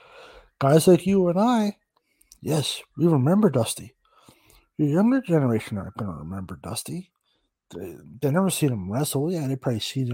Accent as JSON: {"language": "English", "country": "Canada", "said": "I'm Canadian"}